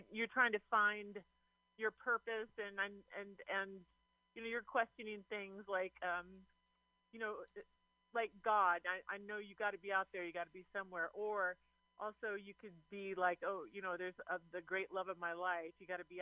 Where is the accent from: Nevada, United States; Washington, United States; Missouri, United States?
Washington, United States; Eastern; we're from Eastern Washington